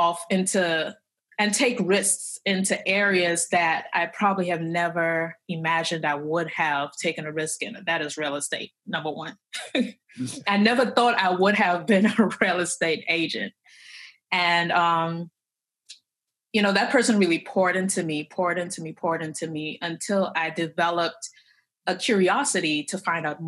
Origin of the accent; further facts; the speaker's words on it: Trinidad & Tobago; moved away as an adult; now in United States; I came from Trinidad and Tobago. That's where I was born. That's where I was raised up until high school, graduated, moved to the United States